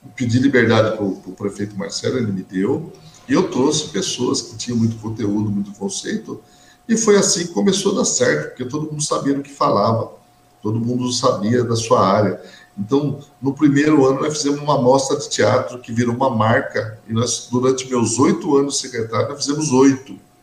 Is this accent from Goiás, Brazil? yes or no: no; Suzano, São Paulo, Brazil; eu nasci em Suzano